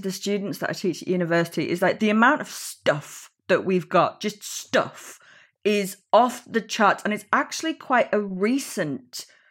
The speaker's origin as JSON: {"language": "English", "country": "United Kingdom", "tie": "born or raised there", "said": "As a Brit growing up in the UK"}